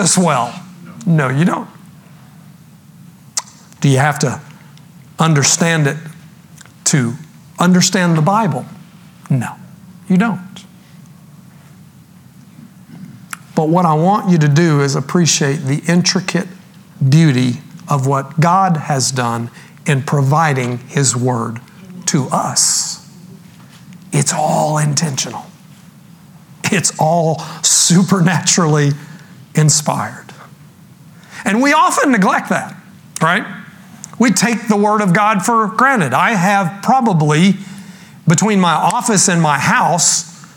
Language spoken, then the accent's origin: English; Texas, United States; I grew up in Texas